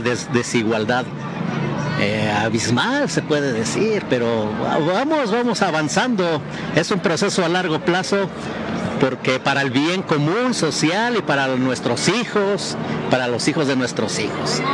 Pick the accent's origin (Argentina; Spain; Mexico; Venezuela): Mexico; soy mexicano al 100%